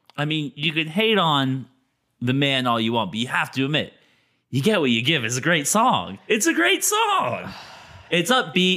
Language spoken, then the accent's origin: English; United States; As an American